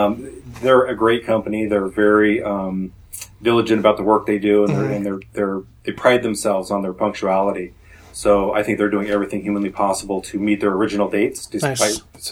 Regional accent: Oregon, United States; moved away as an adult; now in Southern California, United States; I grew up in Oregon, and I never had exposure to them. And when my family, when I was relocated to Southern California in 2005

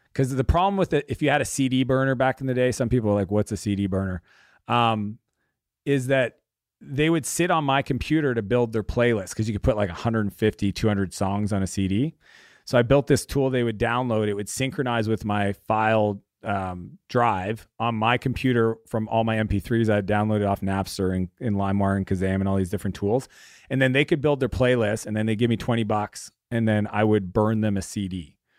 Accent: Canada; our area that we grew up in in Canada

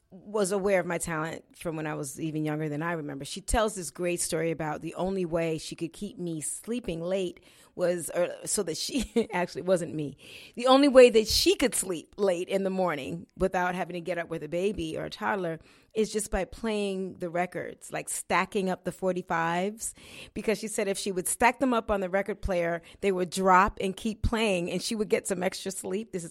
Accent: Florida, United States; born there; I grew up. I was born in Florida, and uh, my parents were. My dad was in the military.

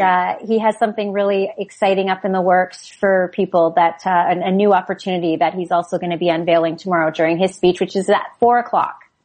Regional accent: Canada; We're all Canadian

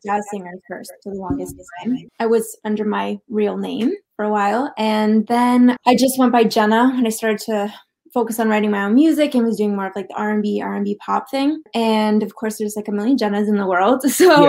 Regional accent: Ottawa, Ontario, Canada; moved away as an adult; now in Toronto, Canada; I am from Ottawa originally. I do live in Toronto now.

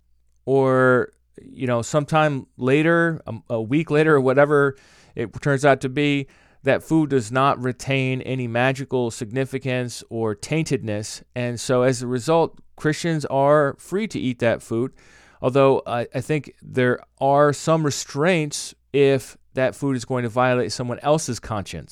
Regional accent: United States; I am an American in the 21st century speaking the English language

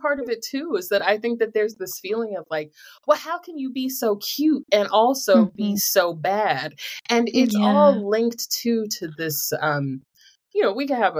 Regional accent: Greensboro, North Carolina, United States; I'm from Greensboro.

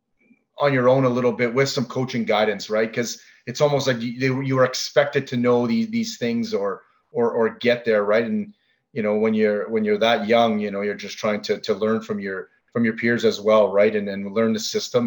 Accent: Ottawa, Ontario, Canada; growing up in Ottawa

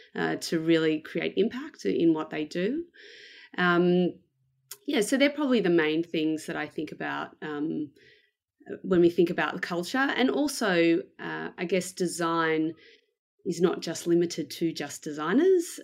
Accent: Melbourne, Victoria, Australia; I am from Melbourne in Australia. Uh, I was born here, um, and I've lived here basically most of my life.

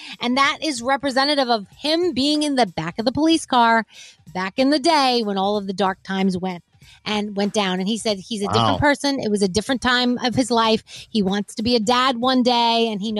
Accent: New York City, New York, United States; I'm from the Bronx. I'm Bronx.

